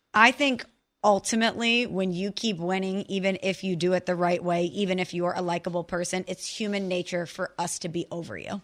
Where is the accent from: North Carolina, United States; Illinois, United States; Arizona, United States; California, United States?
Illinois, United States; a girl from the Midwest, from Illinois